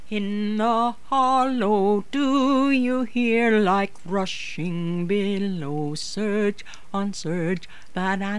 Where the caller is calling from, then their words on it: Toronto, Ontario, Canada; I'm podcasting from Toronto, Ontario, Canada, and my podcasts together are called A Storied Life.